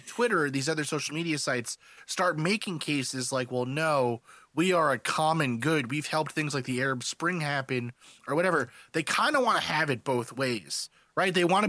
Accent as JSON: {"language": "English", "country": "South Africa", "also_born_or_lived": "Canada", "lives_now": "United States", "said": "We live in America, even though I'm a Canadian originally from South Africa."}